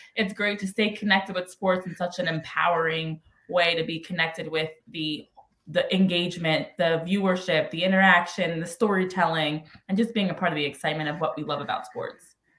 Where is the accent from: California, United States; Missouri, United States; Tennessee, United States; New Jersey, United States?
New Jersey, United States; now in Philadelphia, United States; born and raised a Jersey girl, but still live in Philly uh, these days